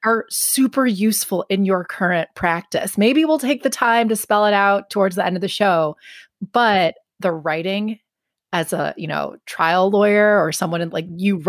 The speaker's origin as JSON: {"language": "English", "town": "Milwaukee", "region": "Wisconsin", "country": "United States", "tie": "born or raised there", "also_born_or_lived": "Washington, D.C.", "moved": "yes", "said": "I grew up in in the Milwaukee area"}